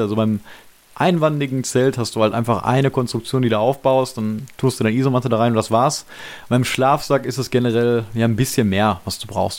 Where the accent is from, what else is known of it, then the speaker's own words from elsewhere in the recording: Germany; als Deutscher